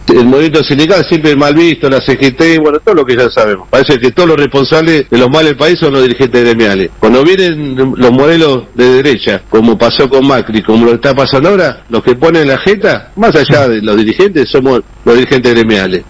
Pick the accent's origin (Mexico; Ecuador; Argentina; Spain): Argentina; Mar del Plata, Buenos Aires Province; Yo soy de Mar del Plata